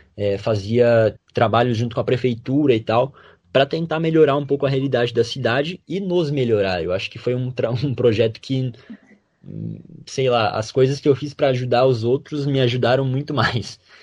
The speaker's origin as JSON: {"language": "Portuguese", "town": "Ipumirim", "region": "Santa Catarina", "country": "Brazil", "said": "eu sou de Pumirim e o cursinho era em Concórdia"}